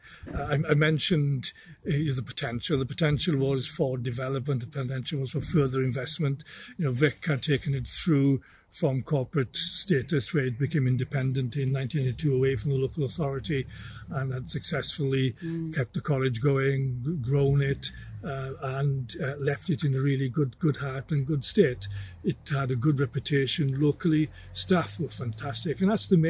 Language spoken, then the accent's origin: English; West Wales, United Kingdom; moved away as an adult; also born or lived in Aberystwyth / Carmarthenshire / Hampshire; I'm a farmer's son from West Wales, from a fairly large dairy farm there, one of seven children